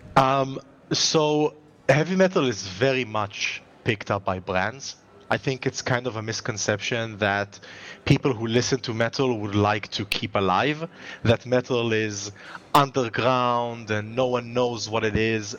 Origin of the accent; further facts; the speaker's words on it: Israel; if I as an Israeli